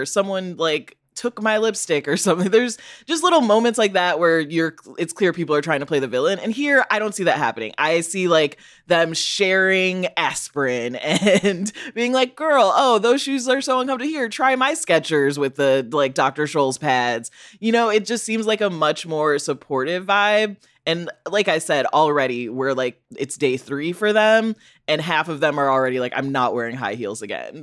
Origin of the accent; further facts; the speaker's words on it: Chicago, Illinois, United States; I'm also from Illinois